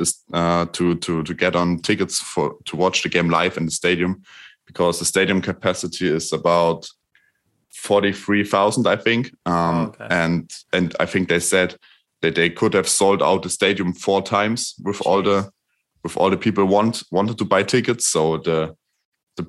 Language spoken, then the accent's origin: English; Erfurt, Thuringia, Germany; here from Erfurt, my hometown